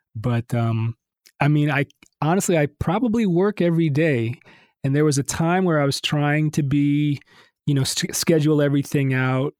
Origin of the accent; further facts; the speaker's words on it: Detroit, Michigan, United States; moved away as an adult; also born or lived in Miami / Los Angeles; now in Nashville, United States; I grew up in Detroit and I went to Miami uh, for college